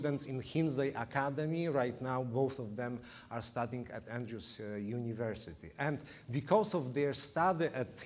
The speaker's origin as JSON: {"language": "English", "country": "Poland", "tie": "born or raised there", "second_language": "English", "moved": "as an adult", "lives_now": "Illinois, United States", "said": "was born and raised in Poland, as you probably can hear from my from the way I speak English"}